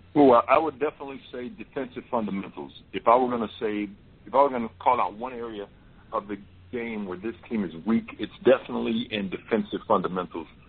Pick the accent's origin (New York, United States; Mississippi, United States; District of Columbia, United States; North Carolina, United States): Mississippi, United States; now in Oregon, United States; I was born and raised in Mississippi